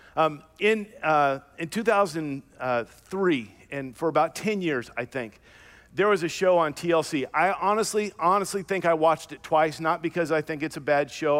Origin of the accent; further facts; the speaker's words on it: Louisiana, United States; I was born and raised in the South, Louisiana, to be exact